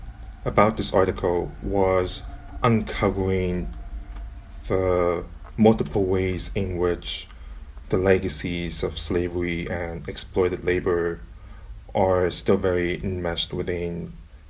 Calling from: Burnaby, British Columbia, Canada; I am calling in from Burnaby, British Columbia, and I would like to acknowledge that I am on the ancestral and unceded homelands of the Hukumalum and Squamish-speaking peoples.

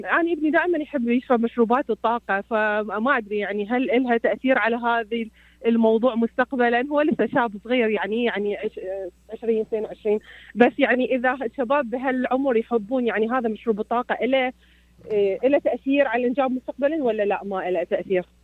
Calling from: Troy, Michigan, United States; also born or lived in Ann Arbor; كنت كنت قبل ساكنه في ان اربر اتابعك من كنت في ان اربر والان في تروي ومستمره اتابعك

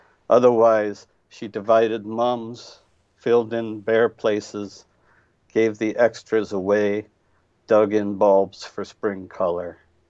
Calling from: Indianapolis, Indiana, United States

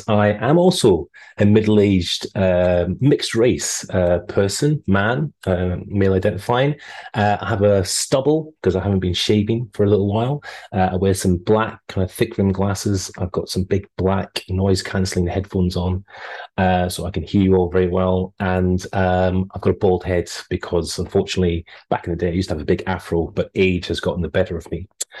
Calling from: Australia; I would say good morning because I am calling you from Australia, where it's 4:23 at the moment.

